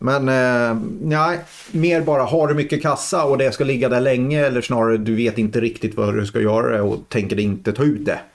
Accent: Degerfors, Örebro County, Sweden; Jag kommer ju från Degerfors från början

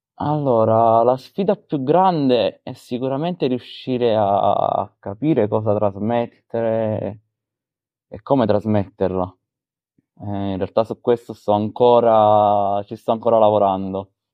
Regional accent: Caserta, Campania, Italy; sono di Caserta

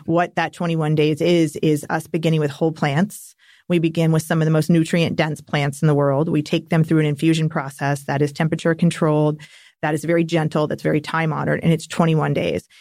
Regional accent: Napa Valley, California, United States; growing up in Napa Valley.

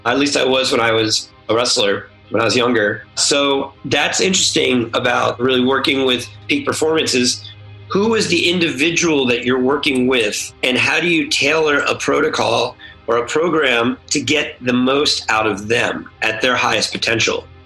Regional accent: Mount Holly, New Jersey, United States; also born or lived in San Diego; now in Los Angeles, United States; originally, I'm from New Jersey, Holly, New Jersey, on the East Coast in the United States, just outside of uh, Philadelphia. My dad's a pharmacist, so I grew up in a pharmacy.

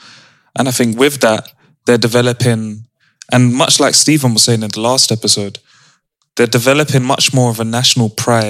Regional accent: United Kingdom; So like, we all have stories behind our Britishness.

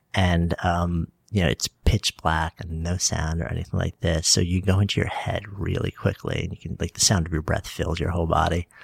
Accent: Port Washington, New York, United States; now in New York City, United States; I was East Egg from the Great Gatsby, Port Washington

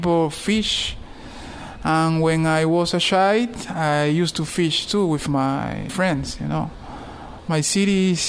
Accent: Havana, Cuba; English is a second language; I born here in Havana. This is my city, my beautiful

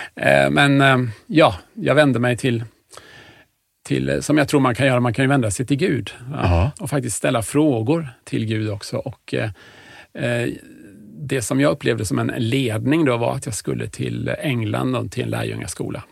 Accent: Huskvarna, Jönköping County, Sweden; also born or lived in Stockholm; är jag uppväxt i Huskvarna.

